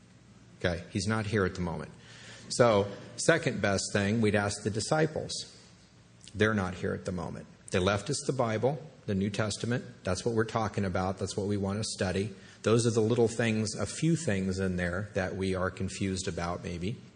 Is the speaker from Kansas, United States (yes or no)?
yes; Kansas, United States; I grew up in Kansas